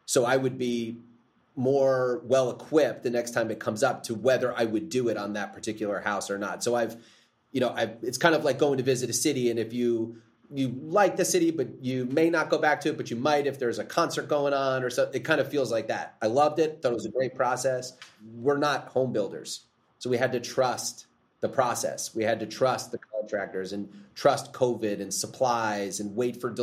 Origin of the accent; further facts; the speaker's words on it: New Jersey, United States; now in Tennessee, United States; I grew up in New Jersey, the New Jersey, New York area.